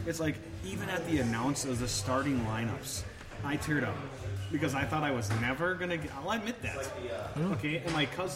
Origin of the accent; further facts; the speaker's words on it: Frankfurt, Hesse, Germany; also born or lived in Heidelberg; now in United States; I was born in Frankfurt, lived in Heidelberg.